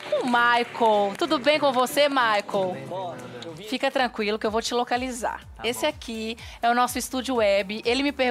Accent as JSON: {"language": "Portuguese", "region": "Minas Gerais", "country": "Brazil", "said": "A gente é mineiro, vai."}